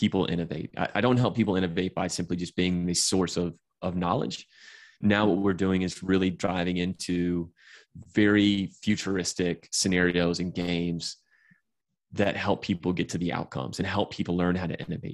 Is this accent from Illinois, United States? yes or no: no; Atlanta, Georgia, United States; I'm from Atlanta